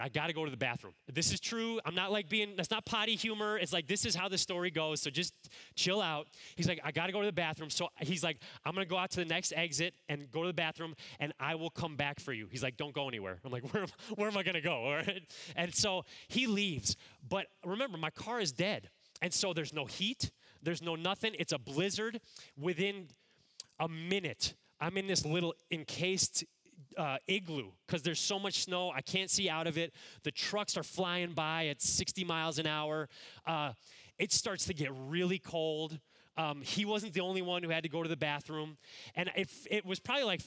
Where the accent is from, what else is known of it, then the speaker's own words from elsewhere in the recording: Cleveland, Ohio, United States; moved away as an adult; also born or lived in Chicago area; I grew up in the Cleveland, Ohio area